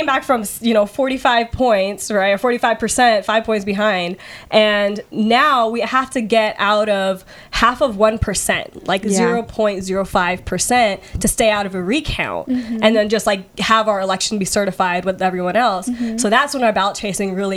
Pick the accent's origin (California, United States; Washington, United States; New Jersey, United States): Washington, United States; Redmond; I grew up like in and around Redmond, like in the East Side